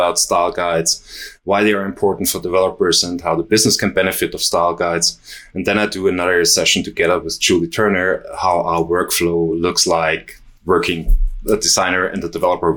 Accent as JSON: {"language": "English", "region": "Vienna", "country": "Austria", "said": "I'm from Vienna."}